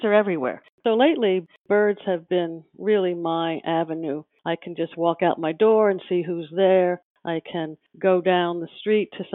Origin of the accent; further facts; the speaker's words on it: Connecticut, United States; I grew up in Connecticut in a typical 1960 neighborhood.